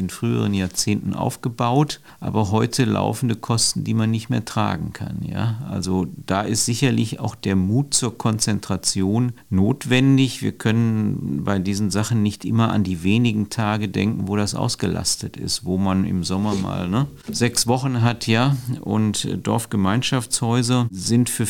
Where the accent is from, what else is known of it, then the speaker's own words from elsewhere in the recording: North Rhine-Westphalia, Germany; aber ich komme ja ursprünglich aus Nordrhein-Westfalen.